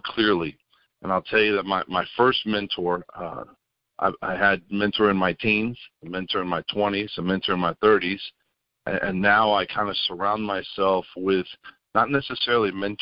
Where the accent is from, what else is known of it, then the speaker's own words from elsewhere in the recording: Memphis, Tennessee, United States; moved away as an adult; also born or lived in Tampa, Florida; I was born in Tampa, Florida, grew up in Memphis, but then went back to Tampa